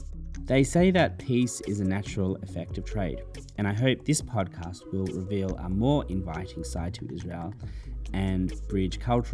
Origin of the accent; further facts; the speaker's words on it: Wellington, New Zealand; also born or lived in Melbourne; Now, I was born in Melbourne, Australia, but my heart and home remain in New Zealand. Of course, my dog Frida is there as well, in Wellington.